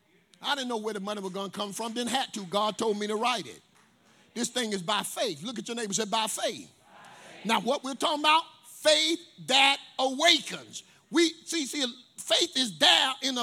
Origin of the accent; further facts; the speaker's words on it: Tarboro, North Carolina, United States; I'm from Tarboro, North Carolina. Come from apartment 81 East Side home